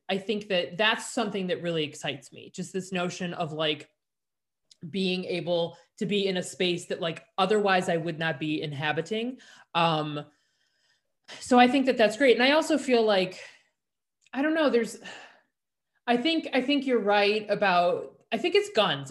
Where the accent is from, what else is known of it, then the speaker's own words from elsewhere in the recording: Chicago, Illinois, United States; growing up in Chicago